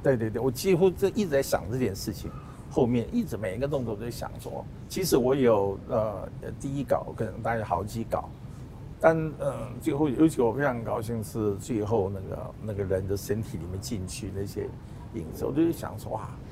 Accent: South Korea; now in Taiwan; 我是在韩国出生嘛

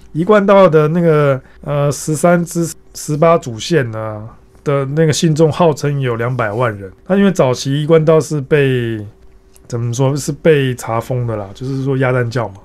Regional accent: Taichung, Taiwan; 我小时候住在台中的乐成宫旁边

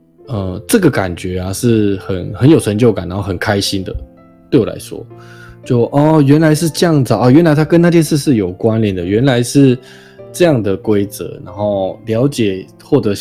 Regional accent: Taiwan; 就虽然我是台湾人嘛，我并非在日本出生，我在台湾出生，然后也在台湾长大

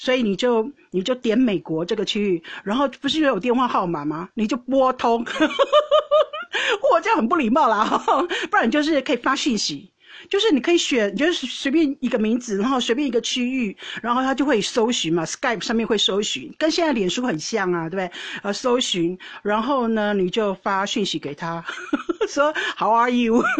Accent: Taiwan; now in Netherlands; 我因为我从台湾来荷兰，人生地不熟

